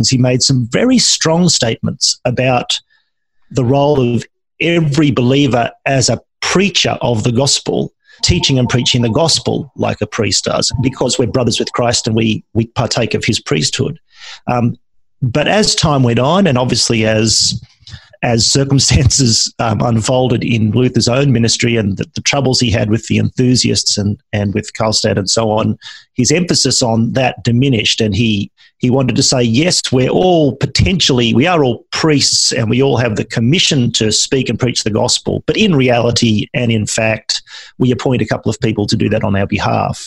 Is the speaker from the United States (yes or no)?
no; Australia